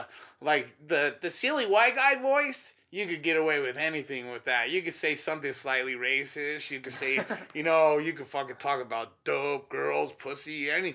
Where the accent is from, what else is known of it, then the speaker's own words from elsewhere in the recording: Denver, Colorado, United States; I'm from Denver. We're in North Denver right here.